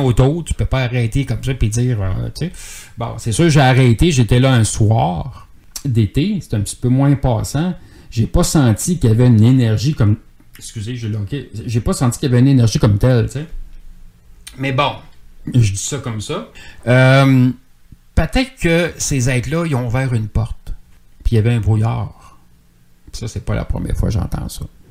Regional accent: Boucherville, Quebec, Canada; also born or lived in Longueuil / Saint-Jean-sur-Richelieu; dans ce temps-là, je restais à Boucherville. Je viens de Boucherville

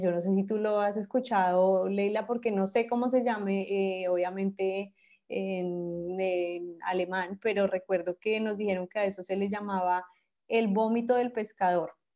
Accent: Bogotá, Colombia; moved away; Yo soy de Bogotá

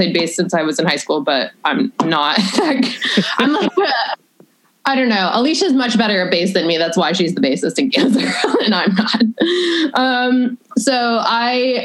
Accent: Berkshire County, Massachusetts, United States; now in Chicago, United States; I'm from Berkshire County, and the arts is one thing that is pretty valued over there, which I think is good in a very small kind of like podunk Massachusetts area.

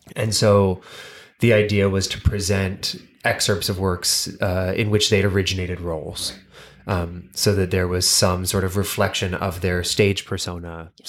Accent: Northern California, United States; now in New York, United States; I grew up in Northern California

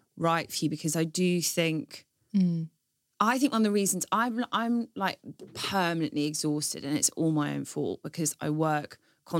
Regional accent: Stanmore, London, United Kingdom; I grew up in Stanmore

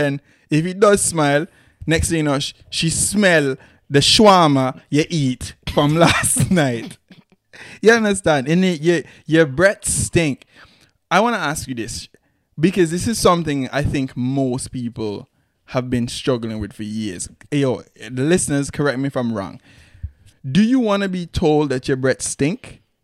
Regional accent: Antigua & Barbuda; moved away; growing up in Antigua

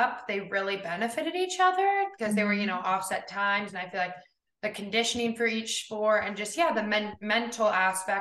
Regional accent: Bozeman, Montana, United States; I born and raised in Bozeman, Montana

